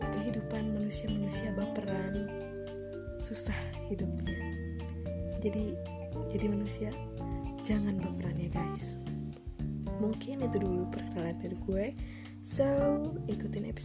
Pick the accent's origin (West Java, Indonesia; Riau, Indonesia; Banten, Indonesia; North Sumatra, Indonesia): West Java, Indonesia; Bandung; dan gue berasal